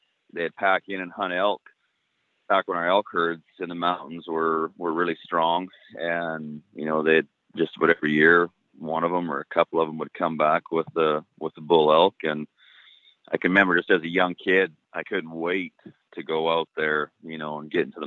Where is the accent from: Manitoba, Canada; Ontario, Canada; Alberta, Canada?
Alberta, Canada; Donalda; I've been born and raised in Donelda, Alberta, which is kind of east central Alberta.